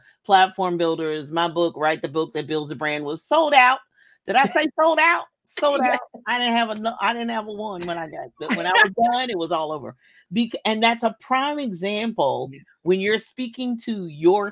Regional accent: Kentucky, United States; I was born in Kentucky

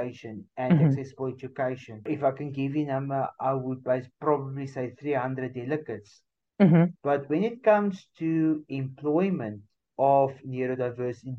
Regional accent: South Africa; I'm talking only from South Africa

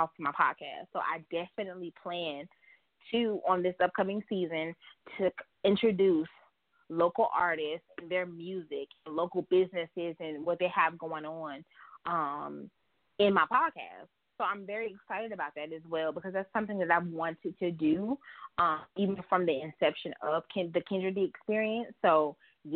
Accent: Charlotte, North Carolina, United States; I'm from Charlotte, North Carolina

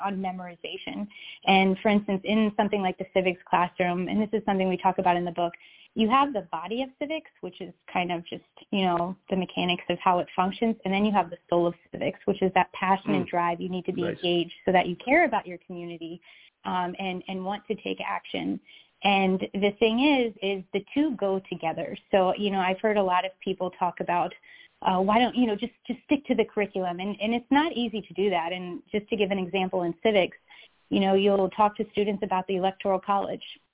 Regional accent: Virginia, United States; moved away as an adult; also born or lived in Switzerland / Florida; I'm actually from Virginia, so I am more in the Blue Ridge

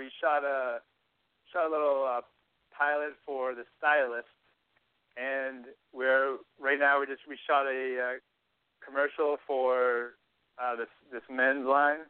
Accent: Massachusetts, United States; moved away; I'm from Massachusetts.

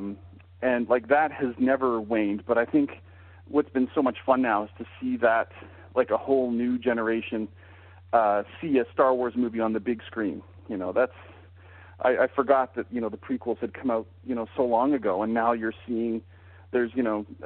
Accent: Calgary, Alberta, Canada; growing up in Calgary, Canada

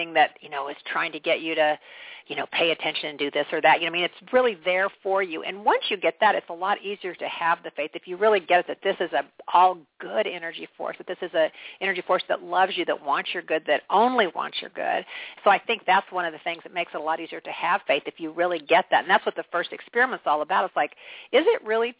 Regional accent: Kansas, United States; I'm a person from Kansas

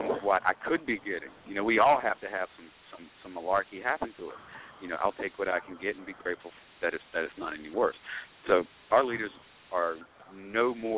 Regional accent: United States

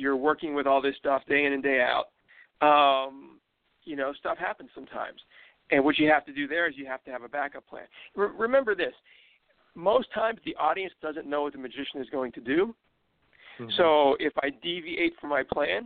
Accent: Pittsburgh, Pennsylvania, United States; I grew up in Pittsburgh

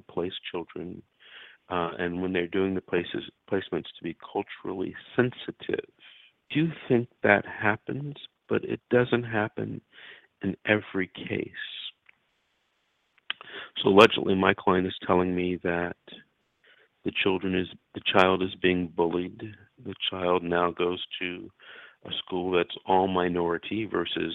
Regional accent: Los Angeles, California, United States; I'm from Los Angeles. I grew up in Los Angeles

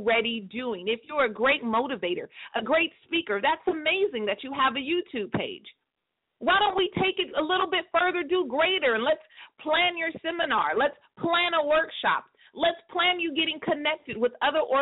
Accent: Northern California, United States; my hometown in Northern California

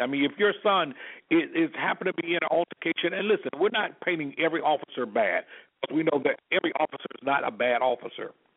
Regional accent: Selma, Alabama, United States; myself being born and raised in Selma, Alabama

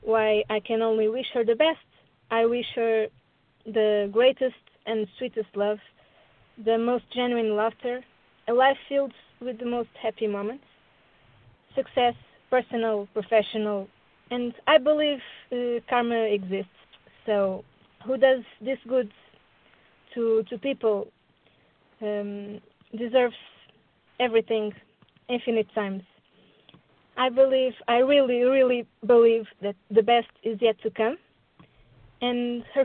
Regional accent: Portugal; I'm from Portugal.

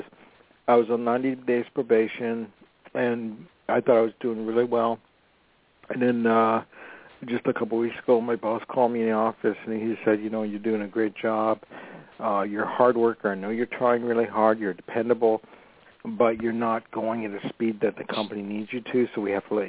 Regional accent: Toronto, Ontario, Canada; now in Los Angeles, United States

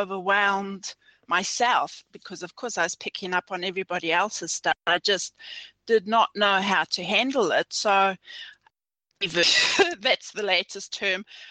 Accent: South Africa; now in New Zealand; I was born in South Africa, and this was during the apartheid era.

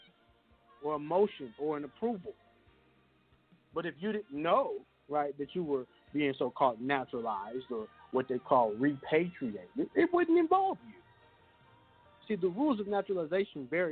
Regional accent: Kansas, United States; I was born in the Free Republic of Kansas

